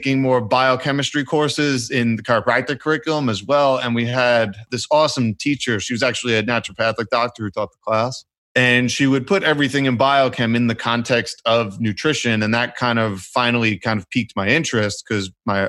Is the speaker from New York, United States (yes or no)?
yes; New York City, New York, United States; I grew up, I'm from New York City, both my parents from Brooklyn, they're both Italian